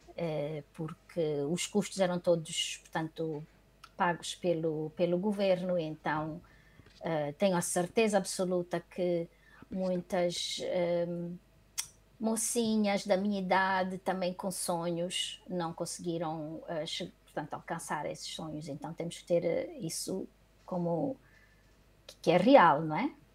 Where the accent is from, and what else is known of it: Luanda, Luanda Province, Angola; born or raised there; moved away as an adult; also born or lived in Benguela, Angola